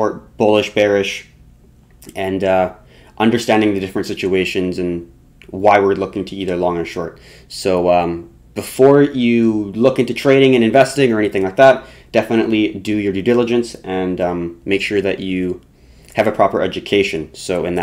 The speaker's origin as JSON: {"language": "English", "country": "Canada", "said": "we are Canadian"}